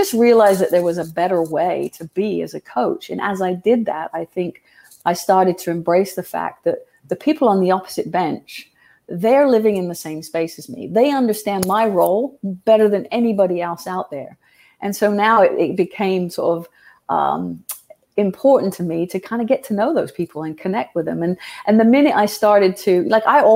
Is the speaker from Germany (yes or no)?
no; England, United Kingdom; now in United States; I grew up in England, and it's incredibly tribal there.